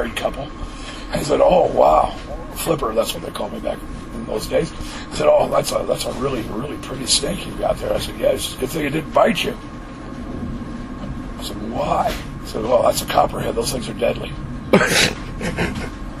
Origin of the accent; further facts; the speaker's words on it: Missouri, United States; I was growing up in Missouri